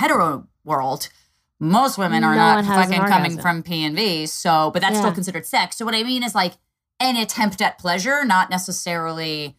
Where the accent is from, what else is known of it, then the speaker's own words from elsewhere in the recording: Northeast, United States; also born or lived in Eastern Pennsylvania; I grew up in the Northeast